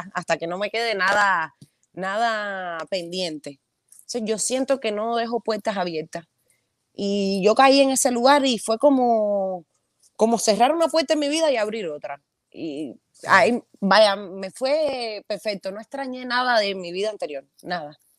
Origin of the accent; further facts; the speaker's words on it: Havana, Cuba; moved away as an adult; es Santa Fe, el lugar donde yo nací, me crié